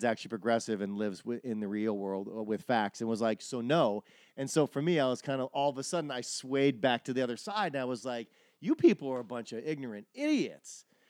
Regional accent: Wisconsin, United States; moved away; I'm from Wisconsin, and I was around for these things. When I was in college in Milwaukee

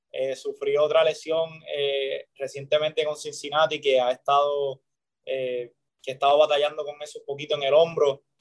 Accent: Puerto Rico; el hecho de nada más estar en Puerto Rico y sé que estoy pichando en mi país

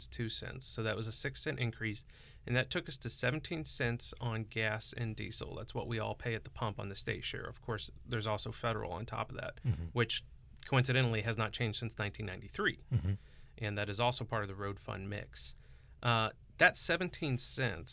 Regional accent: Montgomery County, Missouri, United States; I grew up in Montgomery County

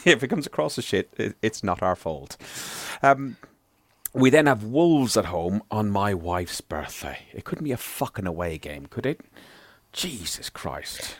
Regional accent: Ireland; being Irish

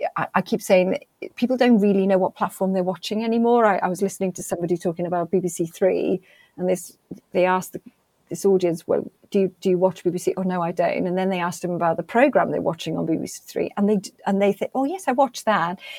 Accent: Wales, United Kingdom; being really, really pr- proud of being Welsh

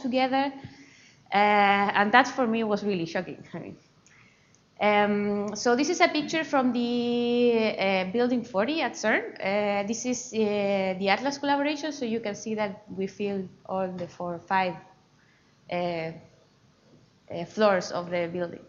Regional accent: Chile; English is a second language; moved away as an adult; now in Edinburgh, United Kingdom; as you see from my accent, I am not from UK. I come from Chile, so South America

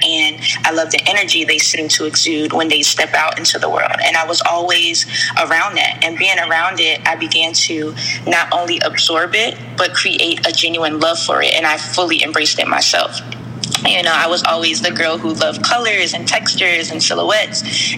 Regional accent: North Carolina, United States; also born or lived in Mount Holly, New Jersey / Southern New Jersey; I was born in a small city called Mount Holly, New Jersey, and moved down south to another small city in North Carolina as a child, where I was raised by my grandparents

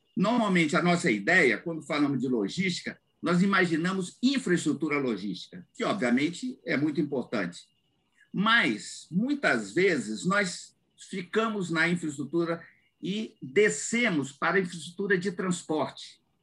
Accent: Vitória, Espírito Santo, Brazil; Eu cresci em Vitória

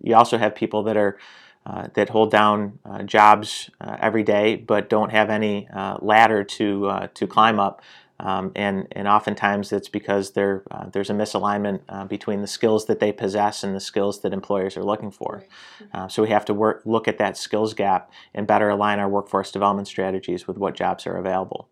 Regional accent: Syracuse, New York, United States; I'm born and raised in Syracuse, spent most of my life here

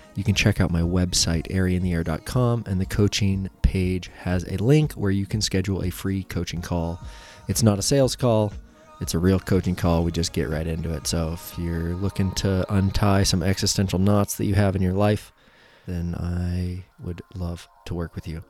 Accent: Central Oregon, United States; growing up in Central Oregon as an action sports athlete

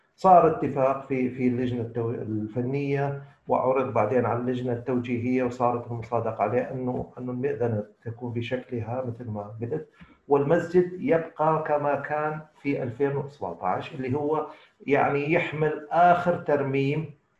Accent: Mosul, Nineveh, Iraq; انا ابن الموصل ولاده الموصل ودراسه الموصل وخريج الموصل

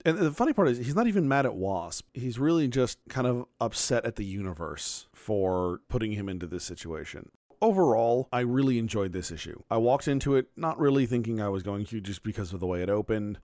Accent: Phoenix, Arizona, United States; moved away as an adult; I am from Phoenix. I grew up there from the time I was a, a toddler up until eighteen and I moved away to college.

